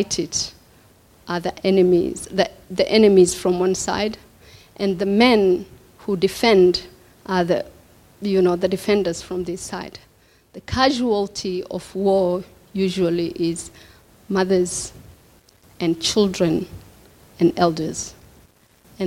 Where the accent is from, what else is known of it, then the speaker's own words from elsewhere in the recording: Kenya; moved away as an adult; also born or lived in Somalia / Mogadishu, Somalia / Brighton, Melbourne, Australia; now in Melbourne, Australia; Kenya was my hometown, was my country. I lived in Kenya and had gone back to Somalia and married there